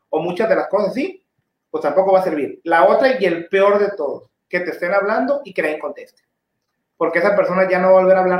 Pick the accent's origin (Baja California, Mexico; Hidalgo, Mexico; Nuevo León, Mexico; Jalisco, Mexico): Baja California, Mexico; Tijuana; no, pues es que yo soy de Tijuana, pero.